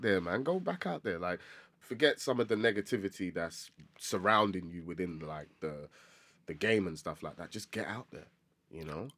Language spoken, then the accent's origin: English; London, United Kingdom; I grew up in Tottenham, terrible place, absolutely horrible place.